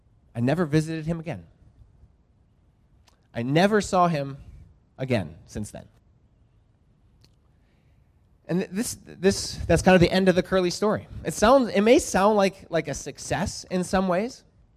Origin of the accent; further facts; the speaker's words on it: Lima, Peru; also born or lived in United States; So the last time I was here, I mentioned that I grew up in Lima, Peru. My parents were missionaries there, and I grew up there, and I'm a dual citizen.